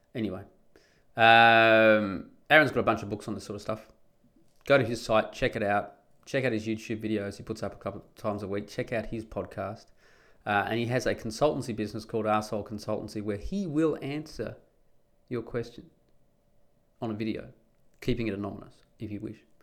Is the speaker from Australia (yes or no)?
yes; Perth, Western Australia, Australia; moved away as an adult; now in Netherlands; I grew up in Perth in Western Australia.